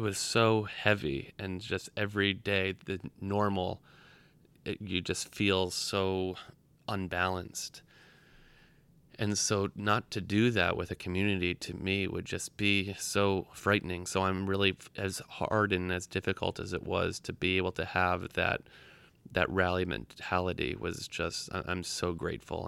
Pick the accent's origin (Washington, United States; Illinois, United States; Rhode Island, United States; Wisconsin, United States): Rhode Island, United States; Providence; moved away as an adult; now in New York, United States; I was born in Providence, Rhode Island. I've lived in New York for eight years now